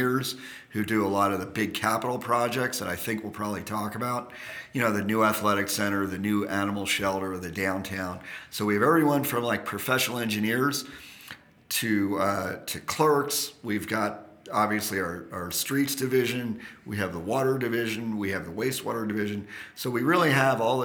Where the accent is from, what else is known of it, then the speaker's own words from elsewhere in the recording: East Coast, United States; moved away as an adult; now in Carson City, United States; originally I grew up on the East Coast